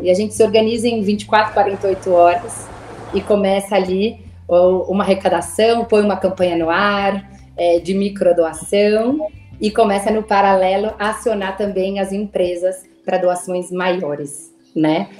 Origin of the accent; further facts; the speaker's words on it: São Paulo, Brazil; eu sou de São Paulo, minha família também é daqui.